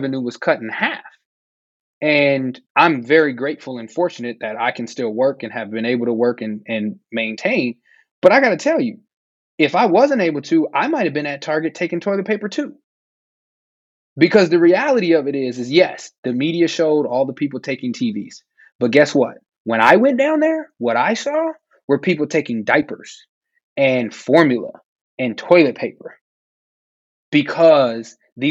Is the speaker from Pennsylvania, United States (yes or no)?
no; Minneapolis, Minnesota, United States; I grew up deeper in South Minneapolis